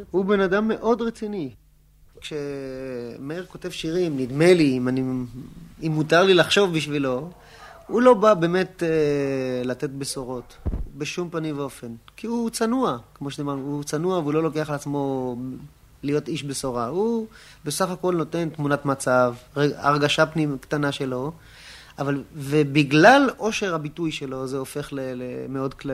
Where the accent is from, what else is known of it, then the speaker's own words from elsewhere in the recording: Pardes Hanna, Haifa District, Israel; also born or lived in Mishmarot; אני נולדתי בקיבוץ משמרות, אבל אה, כבר בילדותי עברתי לפרדס חנה, כך שאני לא יכול להגיד שהכרתי אותו מההריסה.